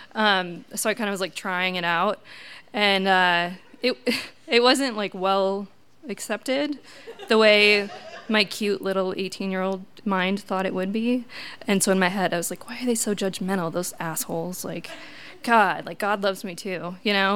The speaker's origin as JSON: {"language": "English", "region": "Wisconsin", "country": "United States", "moved": "as an adult", "said": "I'm from Wisconsin, uh, typical Midwest family"}